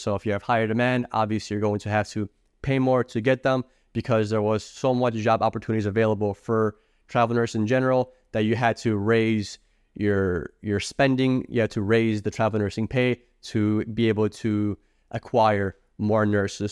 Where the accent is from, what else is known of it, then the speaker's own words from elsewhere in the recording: Illinois, United States; I'm from Illinois